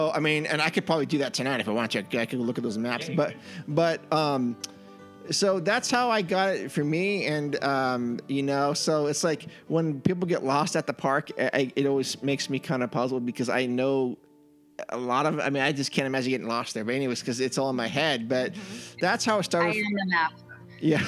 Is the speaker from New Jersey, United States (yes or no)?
no; San Jose, California, United States; I grew up in Northern California in the San Jose area